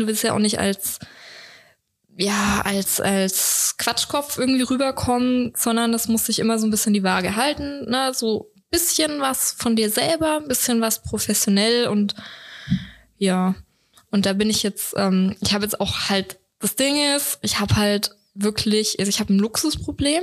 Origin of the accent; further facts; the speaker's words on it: Swabia, Germany; ich bin ja Schwabe